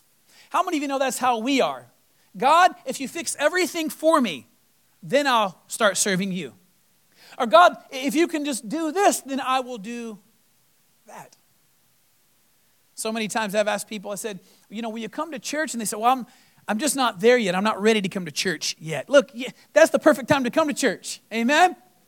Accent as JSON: {"language": "English", "region": "Florida", "country": "United States", "said": "I came from Florida. And I've been through hurricanes."}